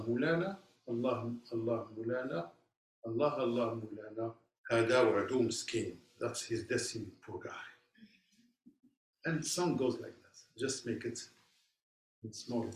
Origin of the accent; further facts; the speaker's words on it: Casablanca, Casablanca-Settat, Morocco; now in United States; I'm originally from Morocco, from the city of Casablanca